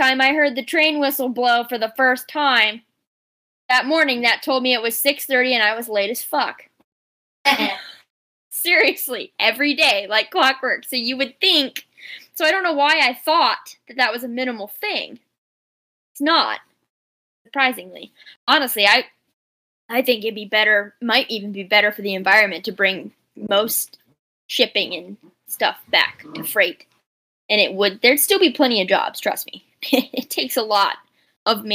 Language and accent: English; Delaware, Ohio, United States; also born or lived in Columbus, Ohio; I was born in Delaware. The last five generations of my family have lived in Delaware, Ohio.